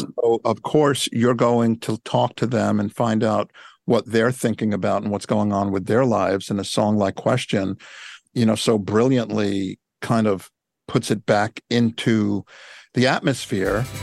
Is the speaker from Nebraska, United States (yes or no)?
no; New York, United States; when I was a teenager growing up in New York